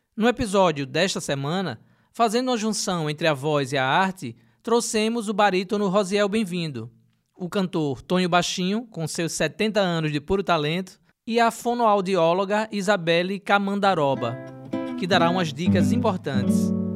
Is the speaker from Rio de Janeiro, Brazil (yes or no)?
no; Aracaju, Sergipe, Brazil; eu sou da região do Bugio